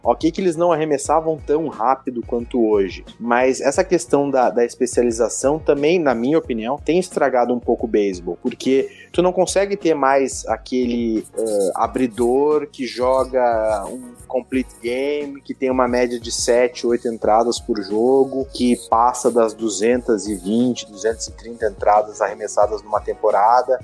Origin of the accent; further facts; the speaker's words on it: Brazil; sou do do Brasil